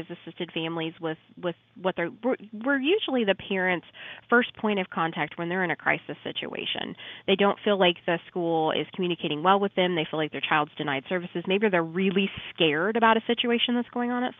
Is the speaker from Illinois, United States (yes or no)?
yes; Shelbyville, Illinois, United States; I'm from Shelbyville